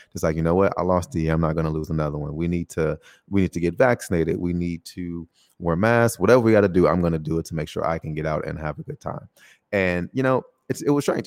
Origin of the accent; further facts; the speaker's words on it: United States; moved away as an adult; now in Taiwan; specifically my home country, uh, America